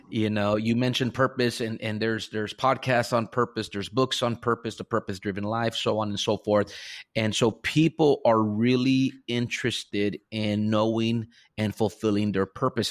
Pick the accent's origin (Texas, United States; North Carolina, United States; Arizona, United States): Texas, United States; Rio Grande Valley, deep South; I was born and raised here in the Rio Grande Valley, deep South